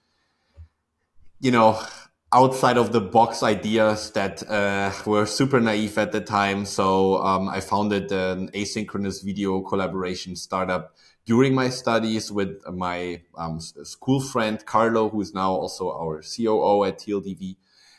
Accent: Aachen, North Rhine-Westphalia, Germany; Actually, I was born not too far from SaaS Group's headquarters, if you say. So like I'm from Aachen, Germany.

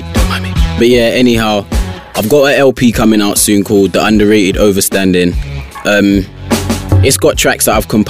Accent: Mitcham, London, United Kingdom; I reside in from Mitcham, born and bred. Yeah, South London

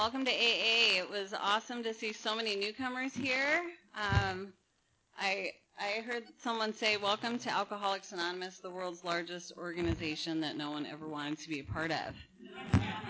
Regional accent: Napa, California, United States; now in Huntington Beach, United States; I was born in Napa, in wine country

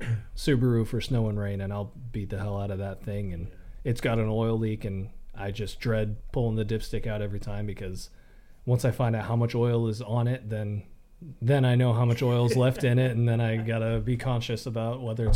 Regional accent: Colorado, United States; growing up in Colorado in the mountains

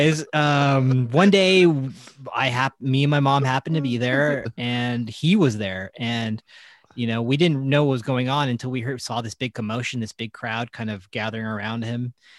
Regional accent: California, United States; And Neverland Ranch is close to where we grew up in Santa Barbara County.

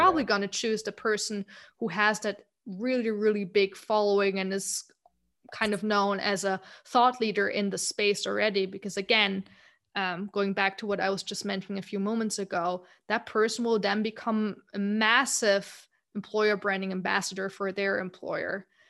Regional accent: Germany; moved away as an adult; also born or lived in United States; growing up in Germany

